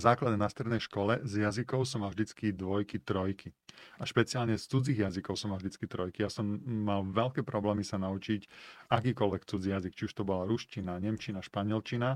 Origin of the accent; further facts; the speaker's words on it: Slovakia; also born or lived in China; som sa rozhodol, že sa vrátim na Slovensko